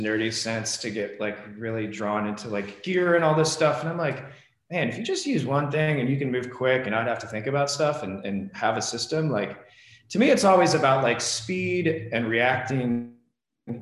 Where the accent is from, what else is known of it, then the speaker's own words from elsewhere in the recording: Springfield, Missouri, United States; also born or lived in Los Angeles, United States / New York, United States; now in Phoenix, United States; trips back to my hometown in Springfield, Missouri